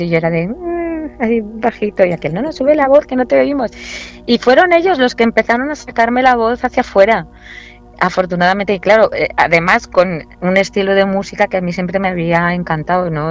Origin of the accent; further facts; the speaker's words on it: Valencian Community, Spain; also born or lived in Murcia / Granada; Yo siempre digo que soy murciana de nacimiento, valenciana de adopción y granaína de corazón.